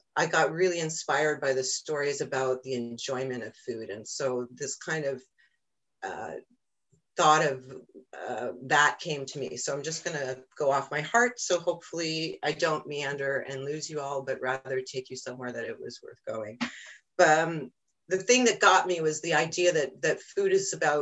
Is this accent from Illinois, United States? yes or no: no; Cooperstown, New York, United States; moved away; I grew up in Cooperstown, New York originally